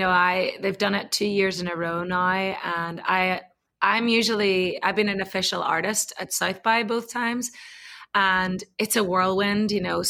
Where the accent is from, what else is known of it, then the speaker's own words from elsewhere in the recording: Ireland; now in Austin, United States; the reason I fell in love with Austin in the first place when I came over from Ireland was exactly what Nick and Paige had put on.